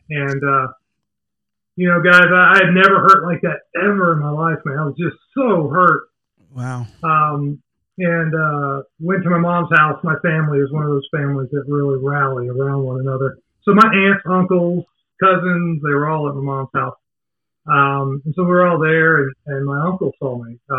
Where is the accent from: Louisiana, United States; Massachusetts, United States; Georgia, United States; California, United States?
Georgia, United States; Decatur; also born or lived in Savannah, Georgia; I live in Atlanta. I grew up outside of Atlanta, a little small town called Decatur. Uh, spent pretty much my whole life there.